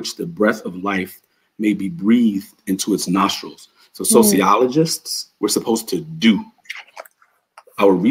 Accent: New York City, New York, United States; also born or lived in Bronx; growing up in New York City, in Harlem, I lived in Harlem.

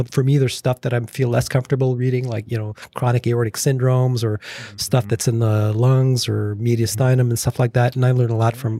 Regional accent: Montreal, Quebec, Canada; moved away as an adult; also born or lived in Toronto; now in Arizona, United States; I'm originally from Montreal

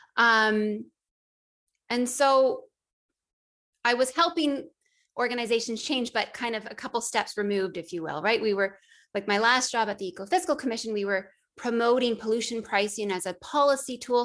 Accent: Northern Ontario, Canada; I grew up in Northern Ontario

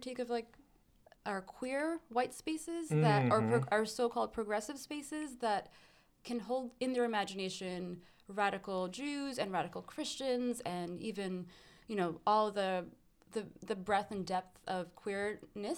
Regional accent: New York City, New York, United States; I grew up in an Afghan community in Flushing in Queens

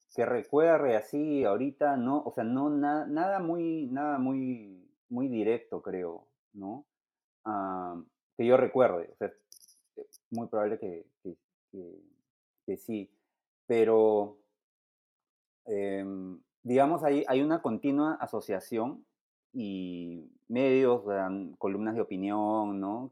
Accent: Peru; como peruanos

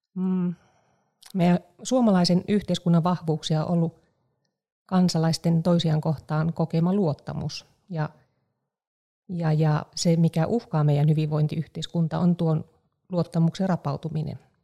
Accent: Eastern Finland, Finland; mä olen paljasjalkainen itäsuomalainen

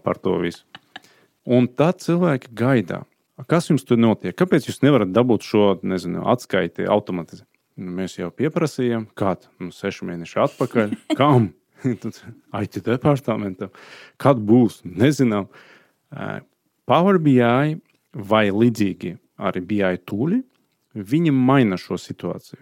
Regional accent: Azerbaijan; Latvian is a second language; moved away as an adult; also born or lived in Sweden; now in Latvia; dzimtā puse man ir Azerbaidžāna

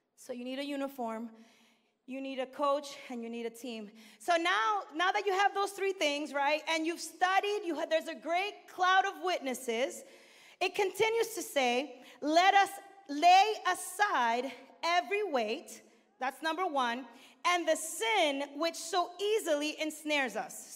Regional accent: New York City, New York, United States; also born or lived in Dominican Republic; I was born in Brooklyn, New York, Northeast

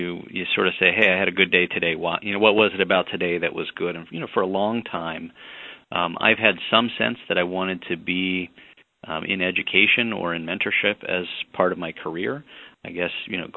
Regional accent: Midwest, United States; also born or lived in Mid-Atlantic; now in Chicago, United States; I'm a Midwesterner and sort of grew up, and so after heading to the Middle Atlantic for some of my undergraduate training, came back

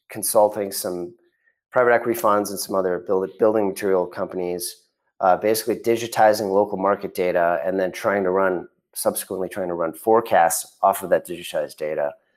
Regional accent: Chicago suburbs, Illinois, United States; moved away; also born or lived in Connecticut; I grew up in the Chicago suburbs

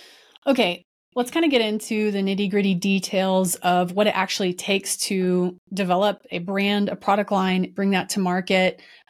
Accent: Dallas, Texas, United States; I'm from Dallas

